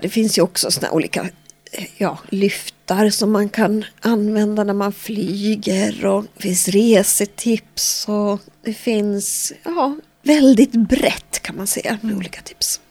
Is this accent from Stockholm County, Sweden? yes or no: no; Västerås, Västmanland, Sweden; Jag är född och uppvuxen här i Västerås